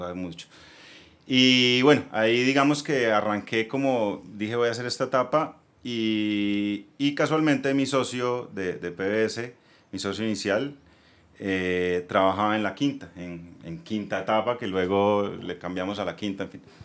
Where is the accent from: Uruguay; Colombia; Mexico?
Colombia; Bucaramanga, Santander; vengo de Bucaramanga, atrás de que vengo de Bucaramanga, me voy para Bogotá